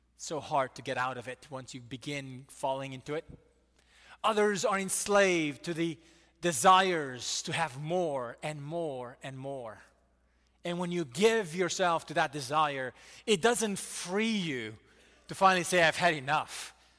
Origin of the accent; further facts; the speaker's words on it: United States; we Americans